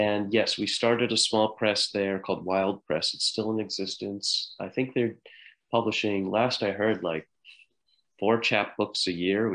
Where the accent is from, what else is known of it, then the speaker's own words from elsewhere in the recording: United States; we grew up just outside of New York City